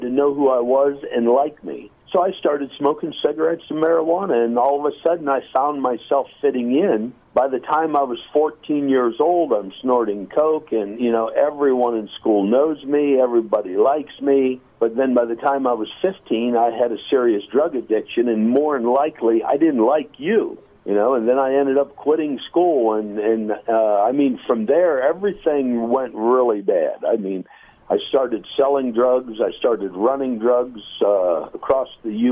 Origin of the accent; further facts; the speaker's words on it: North Dakota, United States; I'm from the U.S. I was born in North Dakota.